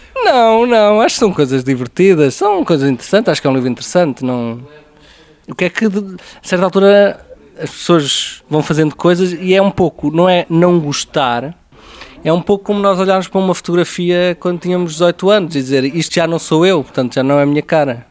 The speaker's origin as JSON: {"language": "Portuguese", "town": "Aveiro", "region": "Centro", "country": "Portugal", "tie": "born or raised there", "said": "Eu cresci em Aveiro e quer dizer, muitas das minhas recordações de infância são a jogar futebol na rua, à pancada"}